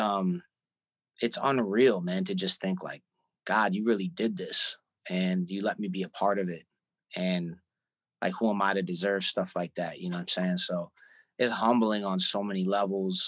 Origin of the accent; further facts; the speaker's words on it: Syracuse, New York, United States; now in New York City, United States; a kid growing up in Syracuse